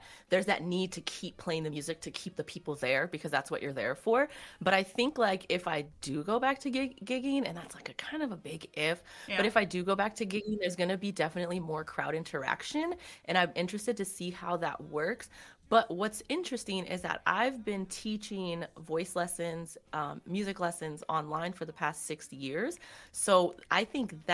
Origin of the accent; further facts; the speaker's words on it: San Diego, California, United States; moved away as an adult; I'm from San Diego and I've lived there pretty much my whole life besides college